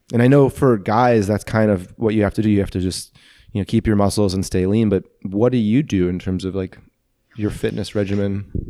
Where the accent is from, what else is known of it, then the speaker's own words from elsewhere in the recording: St. Louis, Missouri, United States; I grew up residential, Saint Louis